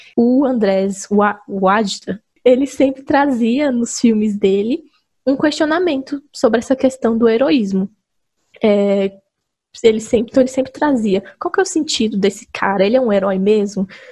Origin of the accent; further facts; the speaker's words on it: Brazil; a gente, como brasileiro